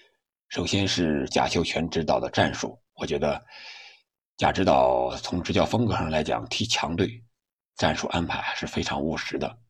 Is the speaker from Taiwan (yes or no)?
no; Chengde, Hebei, China; 我的家乡河北承德